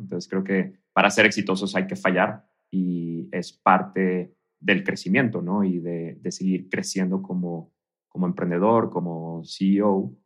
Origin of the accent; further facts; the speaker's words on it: Mexico; moved away as an adult; also born or lived in Canada; now in Mexico City, Mexico; como emprendedor y como mexicano